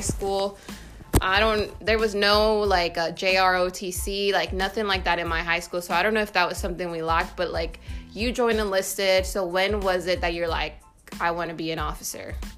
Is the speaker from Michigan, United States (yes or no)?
no; California, United States; I come from California